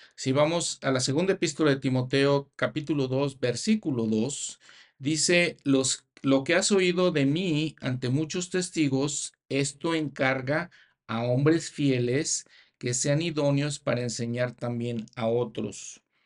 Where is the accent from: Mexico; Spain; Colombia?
Mexico; also born or lived in United States / Canada; en mi país, México